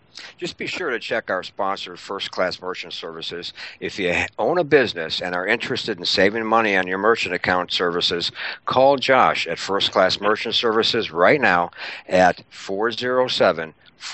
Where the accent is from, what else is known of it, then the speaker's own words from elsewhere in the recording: Milwaukee, Wisconsin, United States; I'm from Milwaukee.